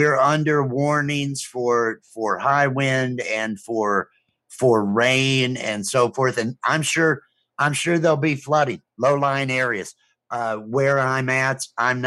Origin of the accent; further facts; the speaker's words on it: Illinois, United States; moved away; I'm from Illinois, so I'm used to winter